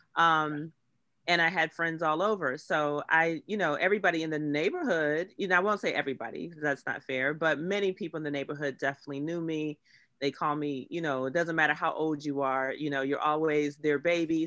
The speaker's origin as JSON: {"language": "English", "town": "Pittsburgh", "region": "Pennsylvania", "country": "United States", "tie": "born or raised there", "moved": "yes"}